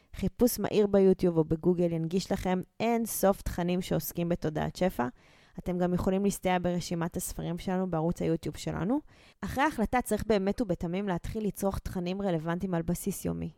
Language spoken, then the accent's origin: Hebrew; Israel; נולדנו וגדלנו בבתים שלא היה בהם מחסור